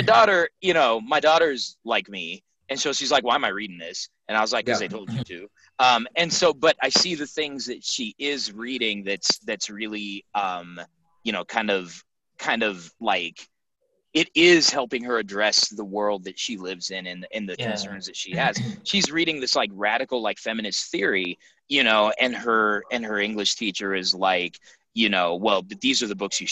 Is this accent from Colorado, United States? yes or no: yes; Denver, Colorado, United States; I grew up on the East Side